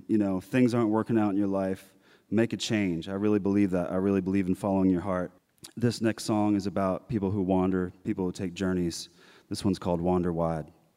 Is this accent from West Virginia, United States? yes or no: yes; Harpers Ferry, West Virginia, United States; I grew up in West Virginia in a little town called Harpers Ferry.